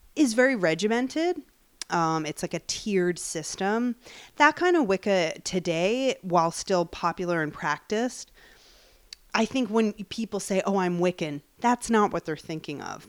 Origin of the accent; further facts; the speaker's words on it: Long Island, New York, United States; I grew up in Long Island